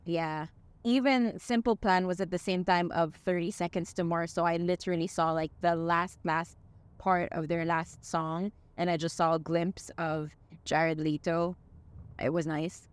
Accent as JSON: {"language": "English", "region": "Dubai", "country": "United Arab Emirates", "said": "We're from Dubai"}